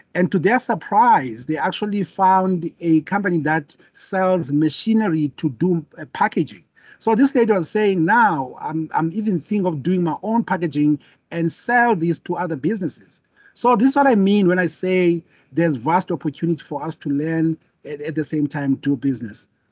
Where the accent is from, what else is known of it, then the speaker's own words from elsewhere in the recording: South Africa; me being a South African